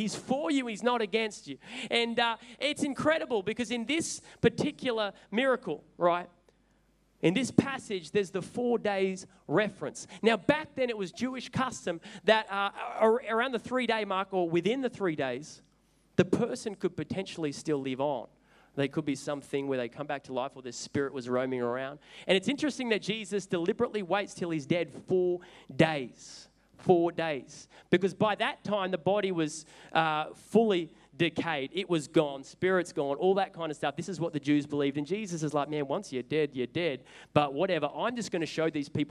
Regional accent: Sydney, New South Wales, Australia; also born or lived in Newcastle; I was originally from Sydney and my dad was a pastor

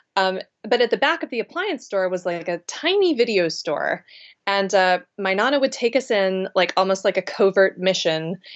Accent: Charleston, South Carolina, United States; born or raised there; moved away

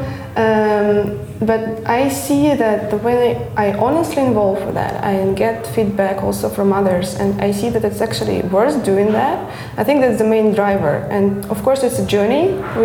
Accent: Russia; now in Germany; I'm from Russia. I live in Germany, and I live far away from my family

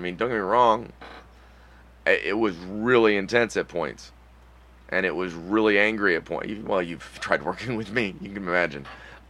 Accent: Ohio, United States; also born or lived in Michigan; I live in Ohio, and I've lived in Ohio most of my life.

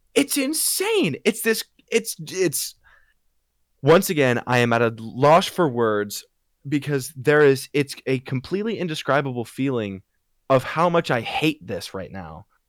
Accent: United States; there has been no extreme weather in, in my hometown

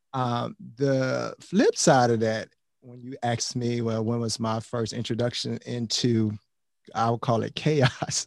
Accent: Miami, Florida, United States; We have a lot of corner stores, corner liquor stores in Miami. I'm from Miami

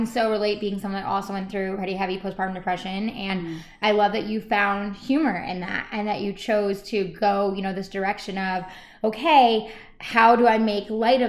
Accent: New York, United States; accent: New York; There's my New York accent.

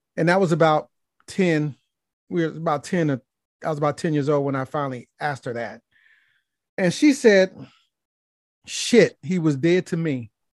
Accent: Gary, Indiana, United States; moved away as an adult; now in Atlanta, United States; I was born and raised in Gary, Indiana

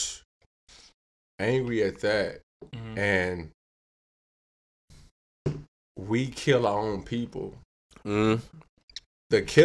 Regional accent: Inglewood, California, United States; I grew up in Inglewood

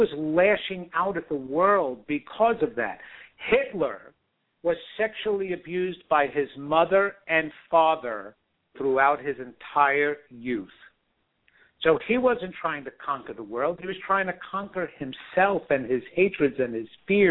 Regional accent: New York, United States; I am a guy who was born and raised in New York

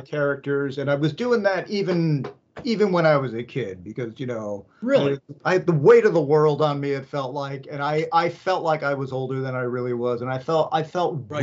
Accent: San Francisco, California, United States; I I grew up in San Francisco

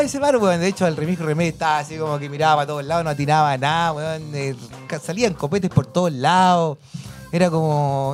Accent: Chile

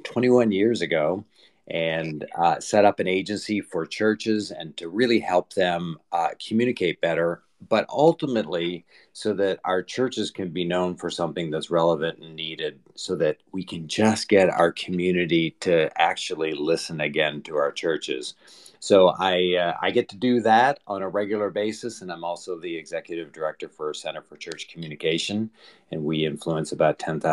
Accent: Eastern Canada, Canada; moved away as an adult; now in Winston-Salem, United States; originally I am Canadian

